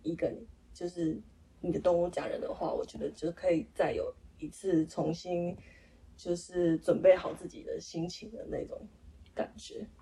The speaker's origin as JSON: {"language": "Chinese", "region": "Nantou County", "country": "Taiwan", "tie": "born or raised there", "said": "我们老家住在那个三合院，南投的三合院"}